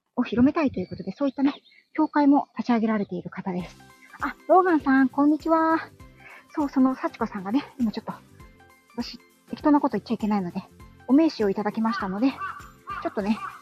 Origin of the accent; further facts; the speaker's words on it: Yokohama, Kanagawa, Japan; 地元がね、横浜